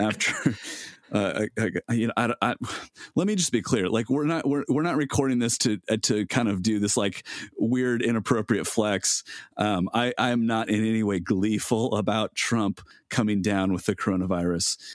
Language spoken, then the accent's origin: English; United States; as American Christians